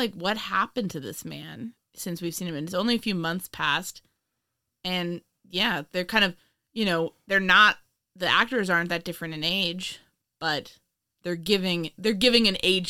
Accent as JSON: {"language": "English", "town": "New York City", "region": "New York", "country": "United States", "tie": "born there", "said": "Man, I was born in Manhattan."}